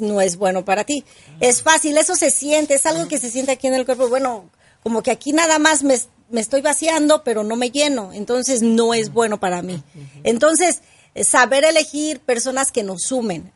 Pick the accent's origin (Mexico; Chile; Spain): Mexico; yo soy mexicana